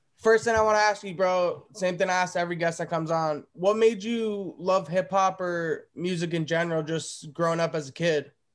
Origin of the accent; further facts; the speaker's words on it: New Jersey, United States; I'm from the East Coast as well. I'm from New Jersey